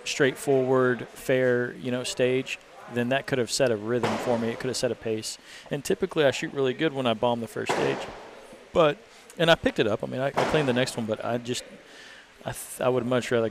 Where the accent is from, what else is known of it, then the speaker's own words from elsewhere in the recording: Texas, United States; I'm from Texas